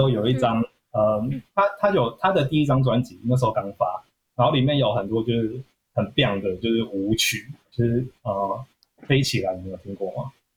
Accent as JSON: {"language": "Chinese", "town": "Keelung", "country": "Taiwan", "also_born_or_lived": "Jinshan, New Taipei", "moved": "yes", "said": "因为我是基隆人，然后我每个礼拜我都会呃回金山"}